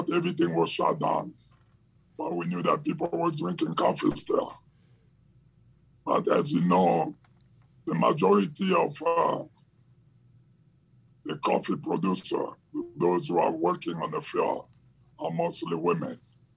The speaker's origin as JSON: {"language": "English", "region": "Kinshasa", "country": "DR Congo", "tie": "born or raised there", "said": "I grew up in Democratic Republic of Congo in the capital city of Kinshasa"}